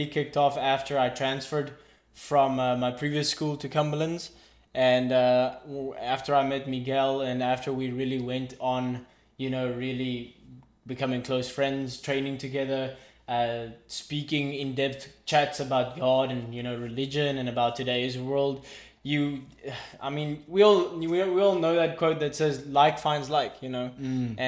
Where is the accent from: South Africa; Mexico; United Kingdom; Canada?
South Africa; moved away as an adult; now in United States; originally from South Africa, currently studying in the U.S.